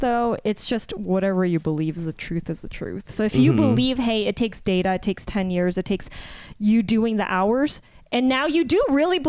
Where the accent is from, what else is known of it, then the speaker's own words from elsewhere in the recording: Torrance, California, United States; I grew up in a place where it's like predominantly was Japanese-Americans.